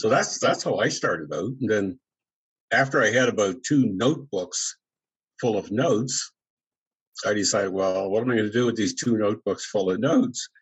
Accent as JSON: {"language": "English", "town": "New Glasgow", "region": "Nova Scotia", "country": "Canada", "tie": "born or raised there", "also_born_or_lived": "Truro, Nova Scotia", "said": "my hometown in Glasgow"}